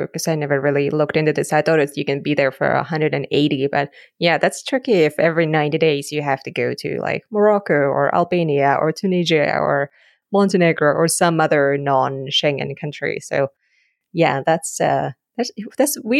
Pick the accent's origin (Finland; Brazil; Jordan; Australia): Finland; I'm from Finland